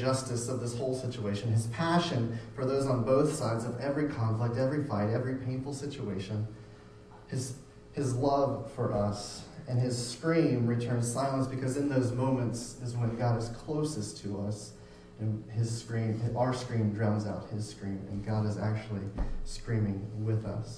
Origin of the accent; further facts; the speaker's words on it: Florida, United States; moved away; I grew up in Florida.